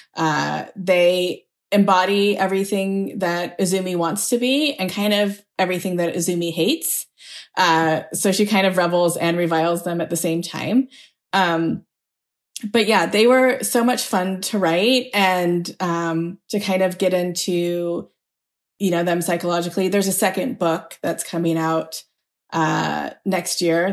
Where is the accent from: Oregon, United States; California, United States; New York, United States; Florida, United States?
Oregon, United States; Beaverton; I grew up in a mostly white community